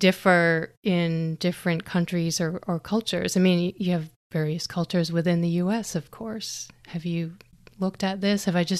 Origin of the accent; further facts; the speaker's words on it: United States; moved away as an adult; I am an American living abroad for over 10 years now